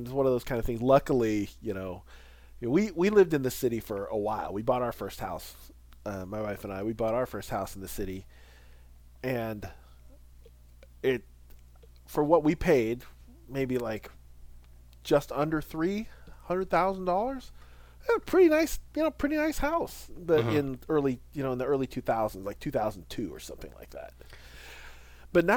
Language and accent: English; Midwest, United States; now in Seattle, United States; I grew up in the Midwest in a small town of about 5,000 people